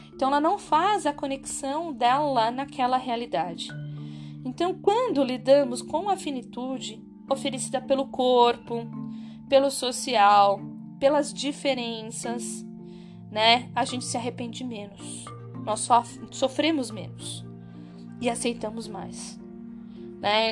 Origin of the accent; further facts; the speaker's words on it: Brazil; Nós somos brasileiros